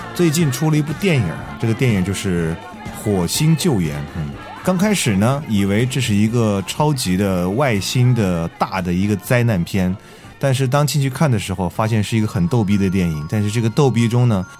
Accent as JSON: {"language": "Chinese", "country": "China", "said": "还是我们中国人在营救中起了多大的作用，"}